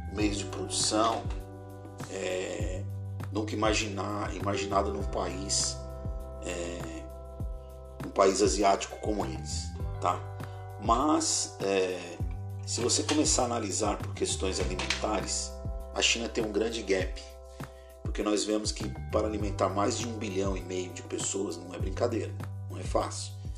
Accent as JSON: {"language": "Portuguese", "country": "Brazil"}